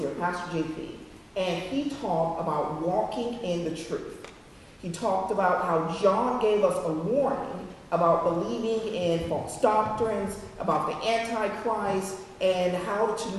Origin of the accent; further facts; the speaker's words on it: Woodland Hills, California, United States; moved away; in my home state of California. Actually, I lived in Woodland Hills, went to school in Woodland Hills